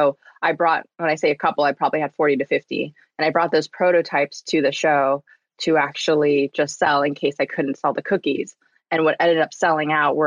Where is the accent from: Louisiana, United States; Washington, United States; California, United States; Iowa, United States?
California, United States; Southern; I grew up in Southern California